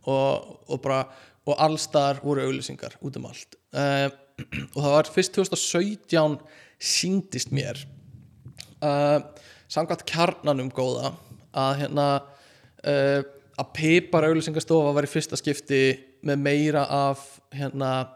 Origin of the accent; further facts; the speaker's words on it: Iceland; segist vera frá Íslandi